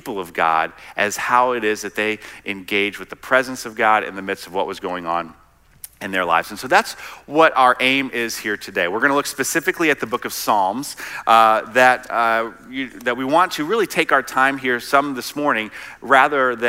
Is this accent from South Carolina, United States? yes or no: yes; South Carolina, United States; moved away; also born or lived in Midwest; I'm actually originally from South Carolina